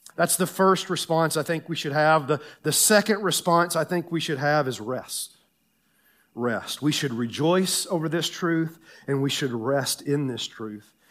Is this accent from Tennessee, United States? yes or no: yes; Tennessee, United States; moved away; I grew up in Tennessee